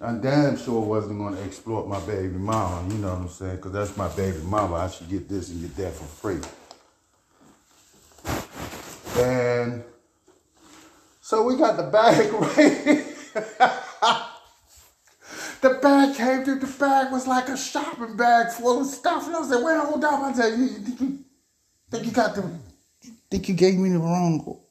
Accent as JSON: {"language": "English", "town": "Baltimore", "region": "Maryland", "country": "United States", "tie": "born or raised there", "said": "I'm from East Baltimore. East Baltimore, our main travel back then is you cut through alleys."}